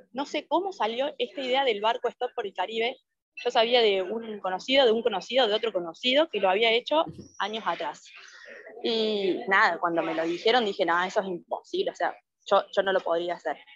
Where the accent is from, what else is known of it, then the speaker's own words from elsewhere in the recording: Argentina; moved away as an adult; de Argentina, de paz